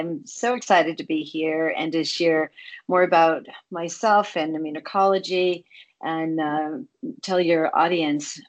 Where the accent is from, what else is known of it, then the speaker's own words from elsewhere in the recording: Boston, Massachusetts, United States; I'm from Boston area.